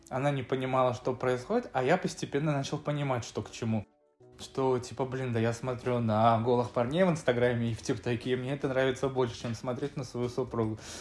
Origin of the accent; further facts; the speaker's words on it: Severodvinsk, Arkhangelsk Oblast, Russia; moved away as an adult; now in Moscow, Russia; я северный парень из Северодвинска. В Москве уже, получается, пятый год живу